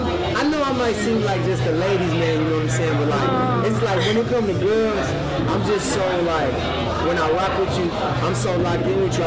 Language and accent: English; Jonesboro, Louisiana, United States; moved away as an adult; also born or lived in San Diego, California; I'm originally from San Diego, but I grew up in Jonesboro, Louisiana.